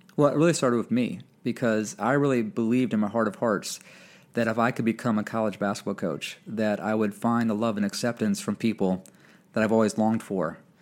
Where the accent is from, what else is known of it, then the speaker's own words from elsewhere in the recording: Michigan, United States; moved away as an adult; also born or lived in Indiana / Fresno, California / Connecticut; head high school coach at my high school where I played at in Michigan, back home, my home, in my hometown